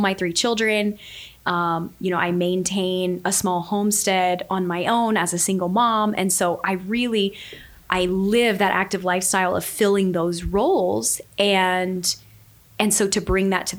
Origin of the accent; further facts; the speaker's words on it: Southwest Louisiana, United States; I was born and raised in Southwest Louisiana